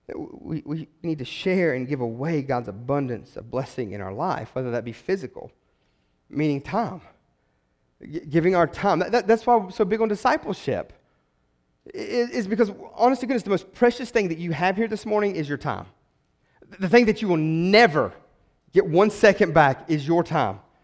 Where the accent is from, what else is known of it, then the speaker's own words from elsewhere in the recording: West Virginia, United States; growing up in West Virginia